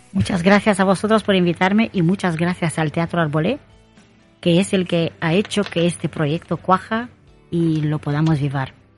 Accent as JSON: {"language": "Spanish", "country": "Romania", "moved": "yes", "lives_now": "Spain", "said": "soy eh, de origen rumana"}